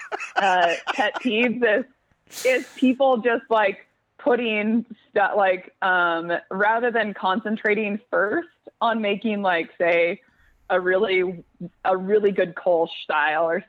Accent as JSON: {"language": "English", "town": "Portland", "region": "Oregon", "country": "United States", "tie": "born or raised there", "said": "I grew up in Portland, and so it's been, I kind of grew up with the craft beer scene"}